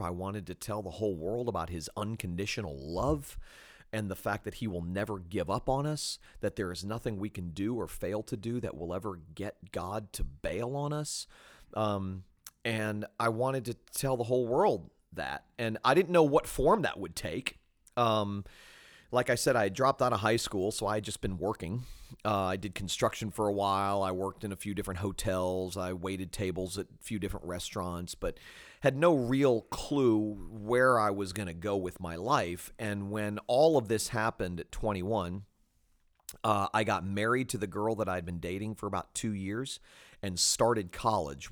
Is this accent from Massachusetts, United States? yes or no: no; Fort Lauderdale, Florida, United States; also born or lived in Jacksonville; I grew up in South Florida, uh, born in Jacksonville, but raised in Fort Lauderdale